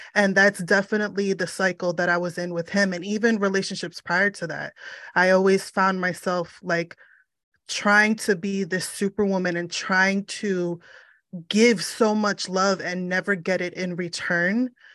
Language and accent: English; United States; I am of Puerto Rican descent, but I was born in the States